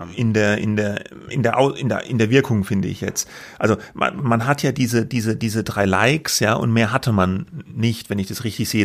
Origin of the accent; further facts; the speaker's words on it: Germany; bei uns in Deutschland